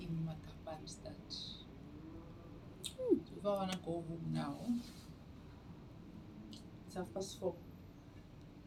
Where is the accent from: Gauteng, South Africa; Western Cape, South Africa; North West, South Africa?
North West, South Africa; Makapanstad; moved away as an adult; also born or lived in Mahikeng / Cape Town; I grew up in Makapan's Dutch home